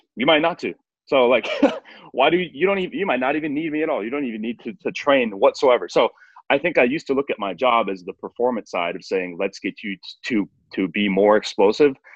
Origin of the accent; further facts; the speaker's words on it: Northwest Wisconsin, United States; I grew up in Northwest Wisconsin, uh, like kind of the middle of nowhere.